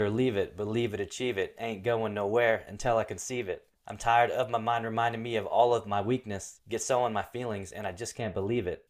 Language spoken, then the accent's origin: English; Portland, Oregon, United States; I'm this poor kid growing up in Portland